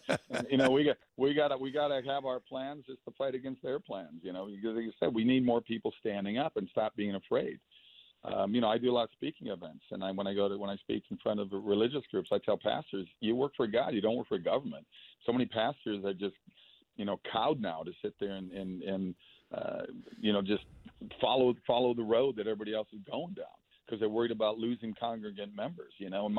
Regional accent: Minnesota, United States; I grew up in Minnesota

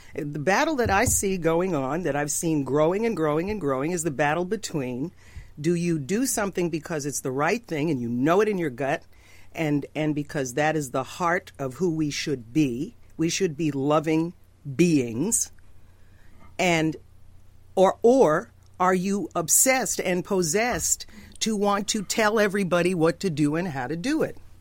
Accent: New York, United States; I grew up in New York. If you get me mad enough, I talk like Trump

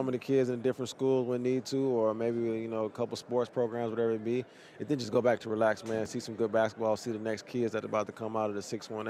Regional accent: East St. Louis, Illinois, United States; moved away; I grew up in Illinois. Where? East St. Louis.

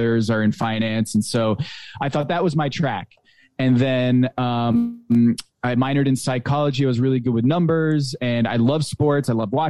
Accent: Connecticut, United States; I grew up right outside of New York City

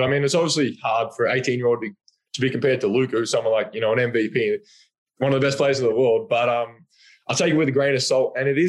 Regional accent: Australia; Then obviously Ben being an Australian is a bonus as well.

